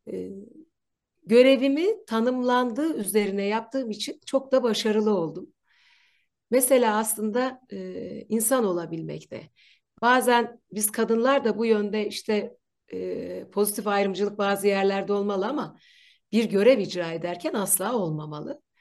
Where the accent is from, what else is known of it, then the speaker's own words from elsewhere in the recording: Ankara, Turkey; Gölbaşı'nda yaşıyorum ve sağlam bir Ankaralıyım.